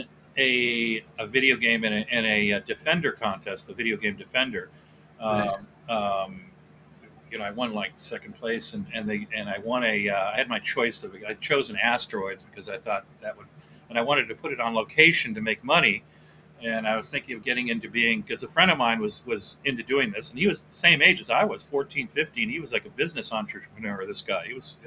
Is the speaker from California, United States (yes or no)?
yes; Southern California, United States; also born or lived in Akron, Ohio / Venice, California / Chatsworth, California; I've lived out in Southern California all over the place